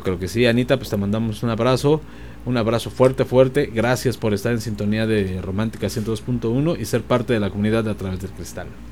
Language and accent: Spanish; Mexico City, Mexico; soy capitalino, mm. chilango